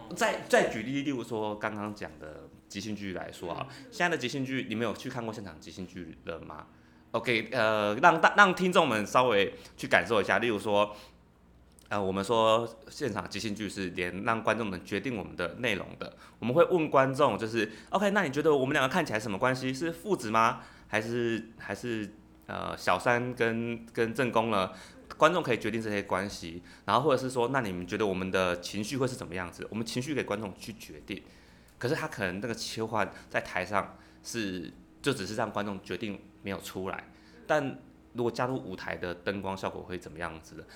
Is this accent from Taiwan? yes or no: yes; Penghu County, Taiwan; moved away; 我是来自澎湖，还非常 就是遥远的一个小乡下哦